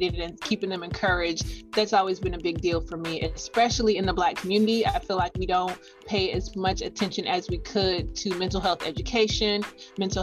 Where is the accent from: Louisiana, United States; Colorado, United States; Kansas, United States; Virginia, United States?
Virginia, United States; also born or lived in South Carolina; now in Greenville, United States; I'm originally from Virginia